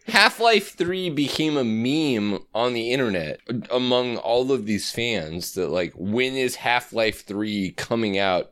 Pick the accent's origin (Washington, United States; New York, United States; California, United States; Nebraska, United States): Nebraska, United States; Omaha; also born or lived in Colorado / Chicago; I grew up in Omaha